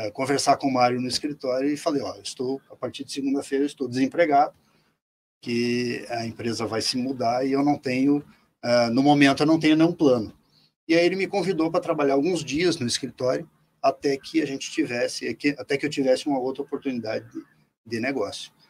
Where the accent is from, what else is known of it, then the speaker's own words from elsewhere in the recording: Soledade, Brazil; now in Foz do Iguaçu, Brazil; Eu nasci em Soledade também e é, nasci em 1962. Eu tenho hoje 61 anos e esse período é, que eu fiquei em Soledade foi marcado por duas, dois, duas épocas importantes